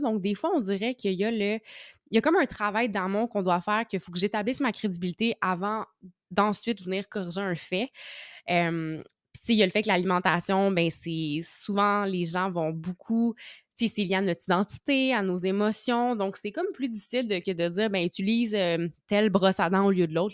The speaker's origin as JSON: {"language": "French", "area": "Outaouais", "region": "Quebec", "country": "Canada", "said": "je viens de la région de l'Outaouais"}